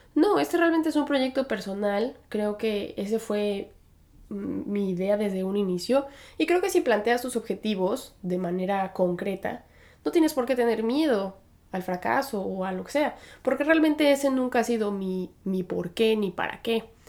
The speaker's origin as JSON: {"language": "Spanish", "region": "Aguascalientes", "country": "Mexico", "tie": "born or raised there", "moved": "as an adult", "lives_now": "New York, United States", "said": "soy originaria de Aguascalientes, Aguascalientes, México. Ahí pasé la mayor parte de mi infancia"}